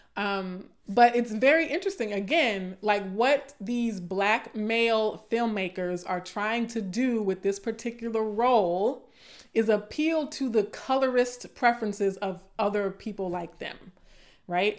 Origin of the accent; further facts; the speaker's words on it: the South, Southern United States, United States; accent: southern; my southern accent is coming out a little bit